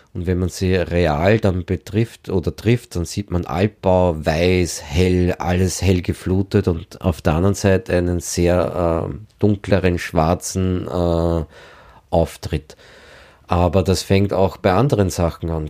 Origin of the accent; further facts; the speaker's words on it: Lower Austria, Austria; ich bin Niederösterreicher